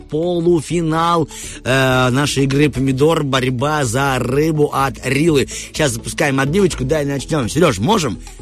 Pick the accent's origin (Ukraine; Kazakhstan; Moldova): Moldova; Tiraspol, Transnistria; И я из Тирасполя